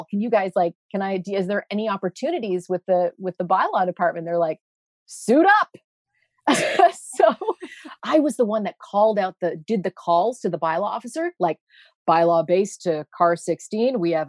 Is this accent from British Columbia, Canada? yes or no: no; Ottawa, Ontario, Canada; also born or lived in Toronto; at Ottawa City Hall, which is where I grew up. I was born in Toronto.